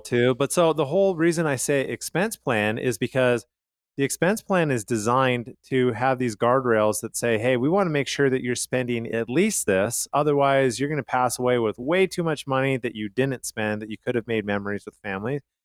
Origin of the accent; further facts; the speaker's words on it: Calgary, Alberta, Canada; where I grew up in Calgary, Canada